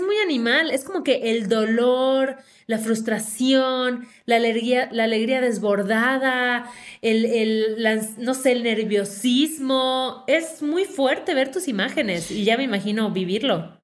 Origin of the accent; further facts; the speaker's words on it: Yucatán, Mexico; accent: Yucatecan; en automático me junto con otra yucateca y sale todo mi acento